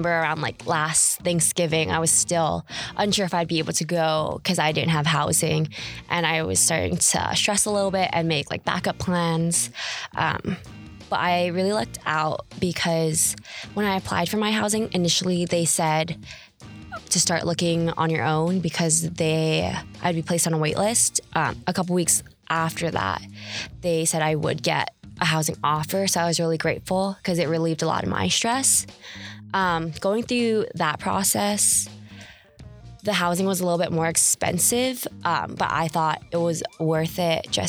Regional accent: Hawaii, United States; now in California, United States; I go to school here, but I'm from Hawaii.

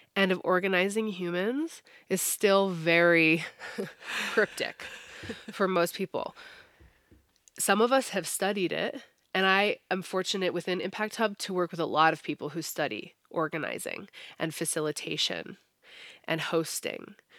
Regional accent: United States; Americans definitely, yeah. We're, we're notorious for only speaking English

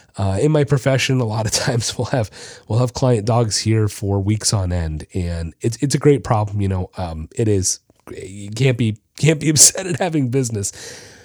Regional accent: Florida, United States; also born or lived in Orlando; I'm from Florida

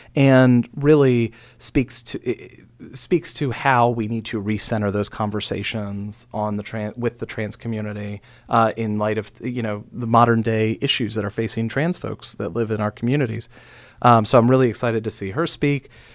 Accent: Frederick County, Maryland, United States; growing up in Frederick County

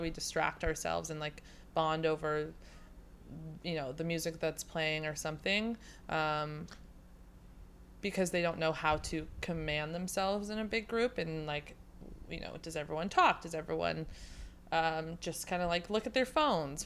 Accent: Sacramento, California, United States; now in San Diego, United States; I'm from Sacramento

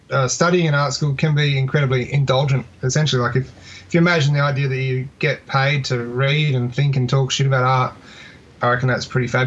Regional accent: Adelaide, South Australia, Australia; also born or lived in Melbourne; I'm originally from Adelaide, yeah. So that when I met you in 2004, I'd only really been in Melbourne for a few years at that point. And then um, in 2007, I moved back to Adelaide.

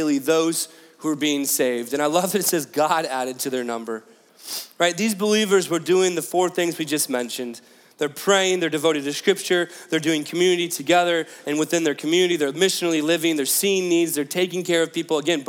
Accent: Fort Wayne, Indiana, United States; moved away as an adult; also born or lived in Pennsylvania / Columbus; I grew up in Fort Wayne, Indiana

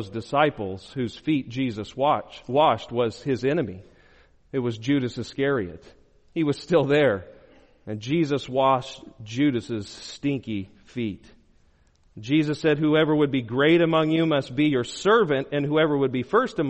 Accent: Arizona, United States; I'm from Arizona

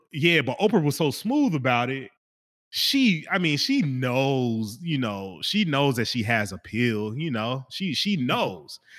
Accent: Kansas City, Kansas, United States; moved away; I'm originally from Kansas, Kansas City, Kansas

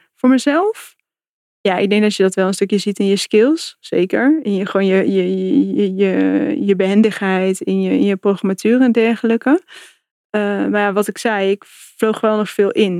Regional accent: North Brabant, Netherlands; moved away as an adult; also born or lived in England / Germany / Amsterdam; ik kom uit Brabant

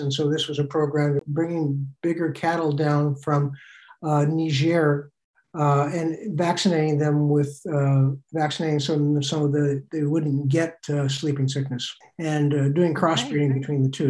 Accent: Oregon, United States; moved away; also born or lived in Togo / South Korea / Burkina Faso / Benin; I grew up on farms in Oregon

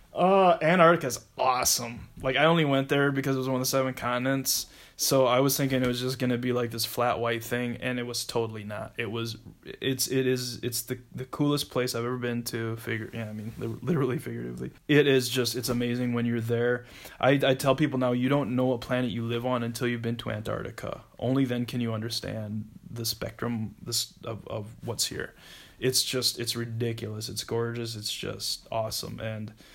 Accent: South Dakota, United States; moved away as an adult; also born or lived in Minnesota; I'm from South Dakota originally and uh, I went to high school there. Grew up there. Uh, first 18 years of my life.

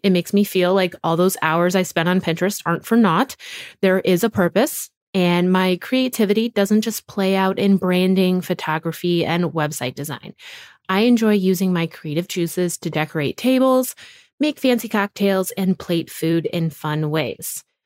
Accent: Wisconsin, United States; our little home in the woods of Wisconsin

